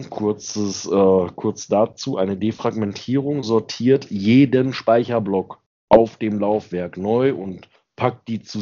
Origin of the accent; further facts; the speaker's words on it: Xanten, North Rhine-Westphalia, Germany; ich komme ja vom Niederrhein. Ja. Und habe einen großen Teil meiner Kindheit in Xanten gelebt.